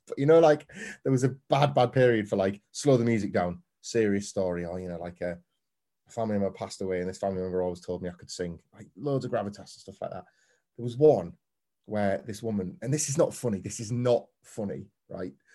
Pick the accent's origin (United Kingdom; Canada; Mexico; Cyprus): United Kingdom; Scarborough, Yorkshire and the Humber; I grew up in Scarborough on the Yorkshire coast